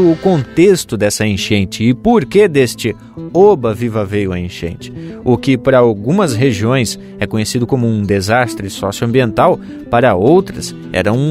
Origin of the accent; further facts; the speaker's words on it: Blumenau, Santa Catarina, Brazil; eu que sou de Blumenau e já passei por algumas enchentes por aqui